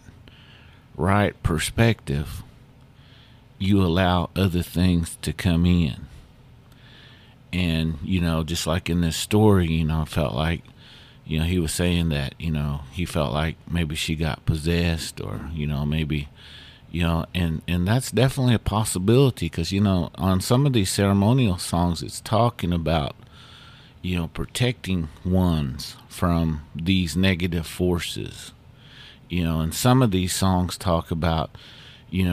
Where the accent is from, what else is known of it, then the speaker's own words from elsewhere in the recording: Muscogee Nation, United States; us Muskogees